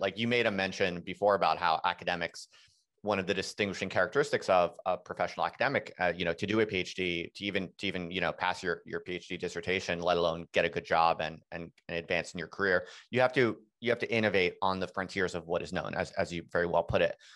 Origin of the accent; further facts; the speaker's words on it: United States; moved away as an adult; also born or lived in England; I'm an American, and, uh, my wife's an American, and we had moved to England just to, to do the job